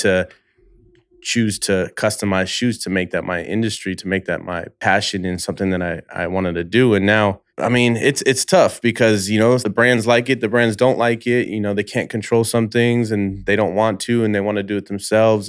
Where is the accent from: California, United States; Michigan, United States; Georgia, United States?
California, United States; Bay Area; moved away as an adult; now in Los Angeles, United States; I've only been in L A five years now. I'm from the Bay Area.